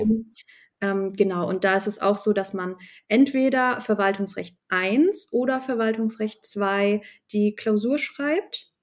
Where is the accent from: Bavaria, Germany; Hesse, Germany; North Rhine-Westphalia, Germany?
Hesse, Germany; bei uns in Hessen